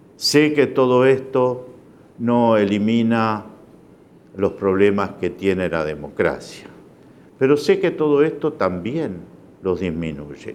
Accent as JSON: {"language": "Spanish", "country": "Uruguay", "said": "soy uruguayo"}